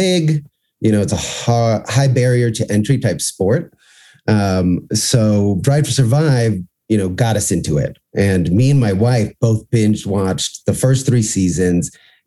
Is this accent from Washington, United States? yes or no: no; Miami, Florida, United States; also born or lived in New York; I grew up in Miami, lived in New York for a while, but we live in Miami